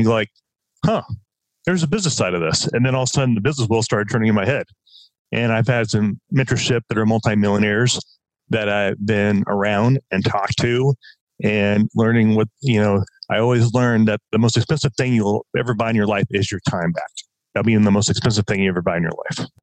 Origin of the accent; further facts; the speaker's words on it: Southern Oregon, United States; moved away as an adult; also born or lived in Los Angeles, United States; now in Southern California, United States; I, I grew up in Southern Oregon.